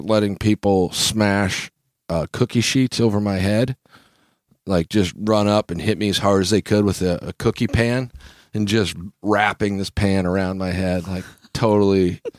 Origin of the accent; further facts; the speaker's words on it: Kansas, United States; Growing up in Kansas... I've seen people put ranch dressing on literally everything.